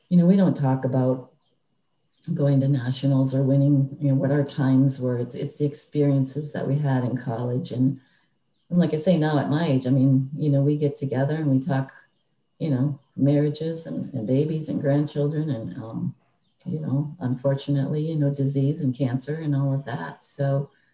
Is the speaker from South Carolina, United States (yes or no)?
no; Minneapolis, Minnesota, United States; Minnesota's my home. Obviously, I was born and raised in Minneapolis